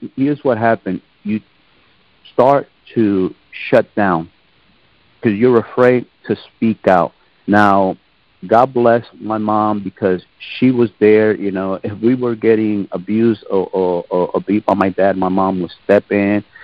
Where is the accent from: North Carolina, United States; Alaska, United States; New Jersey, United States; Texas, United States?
New Jersey, United States; Jersey City; moved away as an adult; also born or lived in Germany / Korea / Oklahoma; I was born in Jersey City, New Jersey. I'm from the East Coast, born in the late 1960s. My parents, they're from Puerto Rico, but they raised us in the northern part of New Jersey